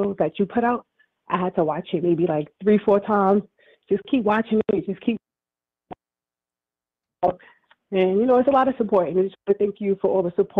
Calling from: Brooklyn, New York, United States; I'm calling from Brooklyn, New York.

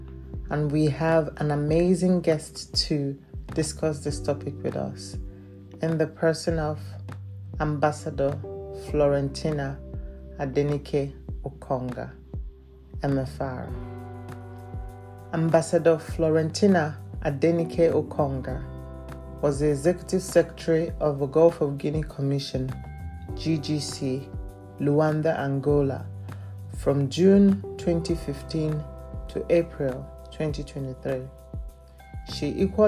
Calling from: Lelystad, Flevoland, Netherlands; I'm recording from Lelystad in the Netherlands.

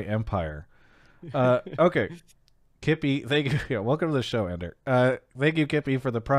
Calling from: New York City, New York, United States; I'm calling from Brooklyn, New York.

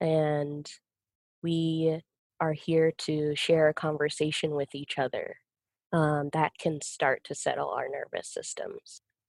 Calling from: Salt Lake City, Utah, United States; I'm currently in Salt Lake City, just so you know where I'm located.

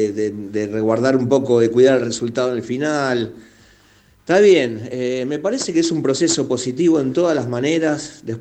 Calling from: Lomas de Zamora, Buenos Aires Province, Argentina; de Lomas

